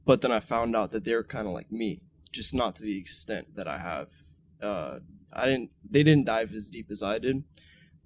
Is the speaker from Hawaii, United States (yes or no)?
yes; Hawaii, United States; I was raised in Hawaii